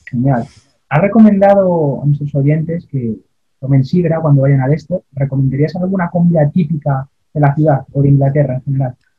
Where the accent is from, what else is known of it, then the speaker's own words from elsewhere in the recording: Spain; nuestro país, España, los españoles, al menos los universitarios